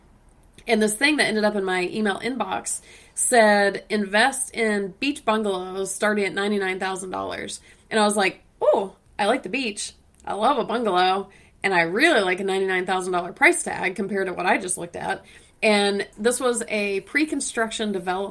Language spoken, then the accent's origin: English; Atlanta, Georgia, United States; I'm from Atlanta